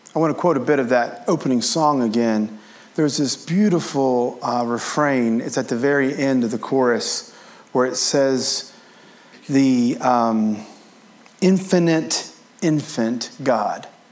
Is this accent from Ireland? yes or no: no; Appalachia, United States; I grew up as an Appalachian American